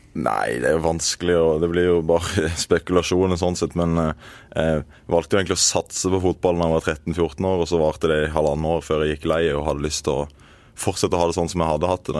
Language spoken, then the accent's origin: Norwegian; Øyslebø, Agder, Norway; moved away as an adult; also born or lived in Oslo; Jeg er født og oppvokst i Marendal kommune, på et eh, bitte lite sted som heter Øyslebø